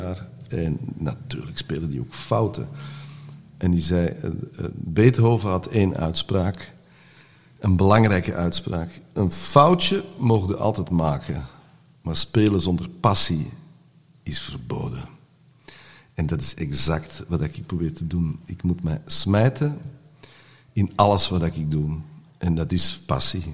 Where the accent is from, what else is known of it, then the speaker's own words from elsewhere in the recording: Antwerp, Flanders, Belgium; first language Dutch; wij eh, waren van Hollands gezin in Antwerpen